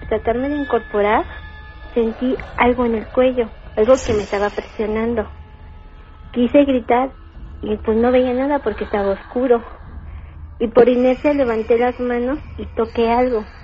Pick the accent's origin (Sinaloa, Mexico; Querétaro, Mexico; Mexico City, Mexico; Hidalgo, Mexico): Querétaro, Mexico; San Juan del Río; Vengo, de San Juan